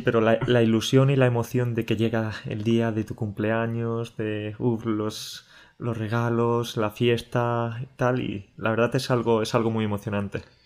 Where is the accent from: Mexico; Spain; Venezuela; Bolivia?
Spain; Andalusia; moved away; He estado este fin de semana en, Andalucía, en mi tierra